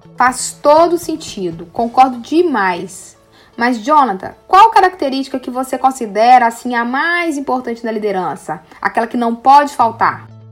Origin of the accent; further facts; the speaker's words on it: Minas Gerais, Brazil; Eu sou de Minas